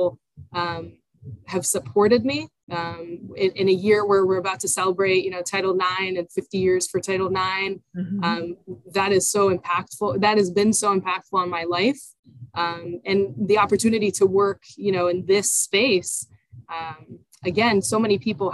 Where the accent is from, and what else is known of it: Israel; born or raised there; now in United States